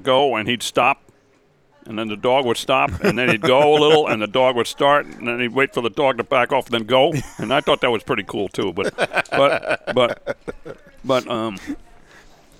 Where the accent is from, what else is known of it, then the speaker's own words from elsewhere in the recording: Scarsdale, New York, United States; when I was growing up in Scarsdale, down in our block